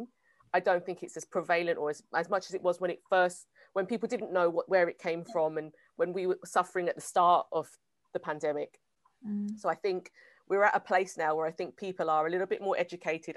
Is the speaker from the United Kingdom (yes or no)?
yes; United Kingdom; I'm British